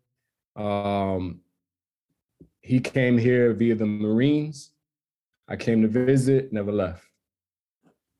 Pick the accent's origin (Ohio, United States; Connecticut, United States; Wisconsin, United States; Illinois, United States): Connecticut, United States; Hartford; moved away as an adult; now in Hawaii, United States; I grew up in Stowe Village, almost till around they tore it down